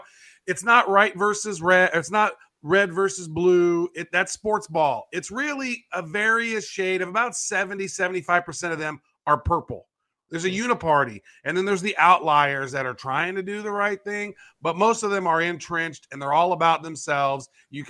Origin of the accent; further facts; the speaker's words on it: Canada; He's calling me Chinese. I'm Canadian, right?